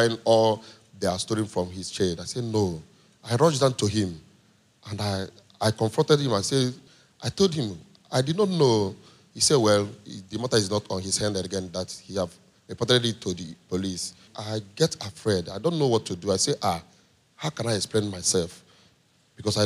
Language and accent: English; Nigeria; I'm a Nigerian